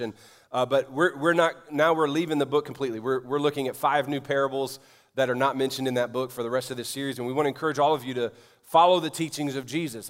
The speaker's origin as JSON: {"language": "English", "town": "New Orleans", "region": "Louisiana", "country": "United States", "tie": "born or raised there", "moved": "yes", "said": "my hometown of New Orleans"}